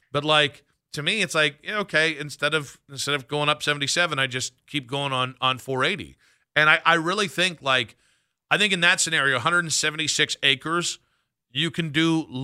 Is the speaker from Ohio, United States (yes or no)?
yes; Cleveland, Ohio, United States; when I say I'm from Cleveland. I really I am from Wadsworth. I am from Peninsula. I am from Cleveland. I am from Manaway.